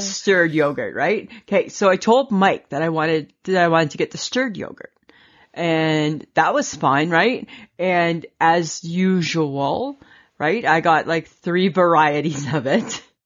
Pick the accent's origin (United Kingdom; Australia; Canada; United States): Canada; we're Canadian